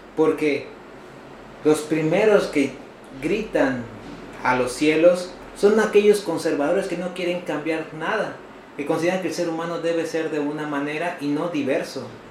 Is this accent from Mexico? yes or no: yes; Mexico; nosotros, como mexicanos